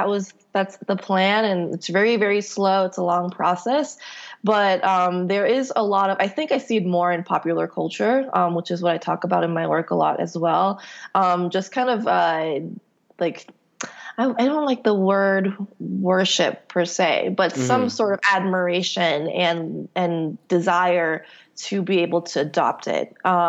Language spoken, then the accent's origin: English; Palo Alto, California, United States; born there; I was born in Palo Alto, actually, but my folks are in Korea now.